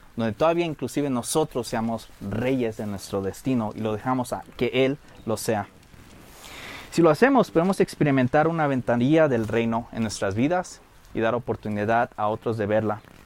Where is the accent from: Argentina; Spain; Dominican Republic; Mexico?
Mexico; Michoacán; soy el único michoacano que ha visto cómo ponen los aguacates